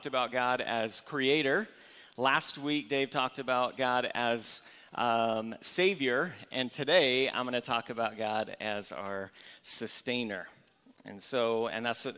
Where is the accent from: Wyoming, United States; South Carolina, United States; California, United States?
California, United States; Valley Center; I grew up here in Valley Center